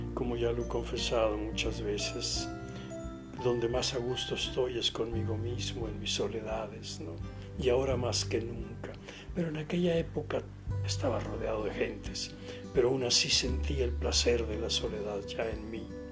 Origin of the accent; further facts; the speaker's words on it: Guasave, Sinaloa, Mexico; moved away; por mi pueblo, Guasave, Sinaloa